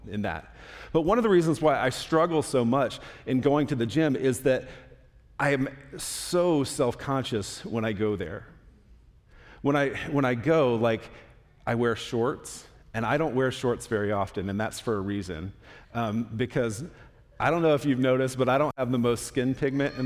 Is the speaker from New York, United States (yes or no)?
no; Florida, United States; moved away; I'm from Florida